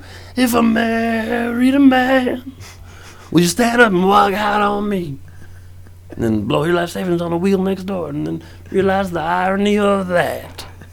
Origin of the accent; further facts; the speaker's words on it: Los Angeles, California, United States; also born or lived in West Side, Los Angeles / San Diego; I'm originally from the valley. I was born in the valley.